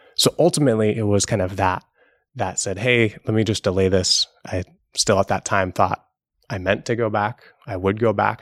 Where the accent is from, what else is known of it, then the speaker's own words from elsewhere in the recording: Seattle, Washington, United States; Growing up in Seattle under Microsoft